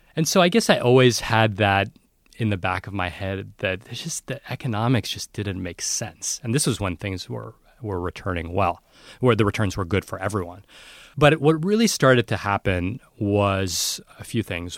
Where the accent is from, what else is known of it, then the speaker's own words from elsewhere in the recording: New York City, New York, United States; I grew up in New York City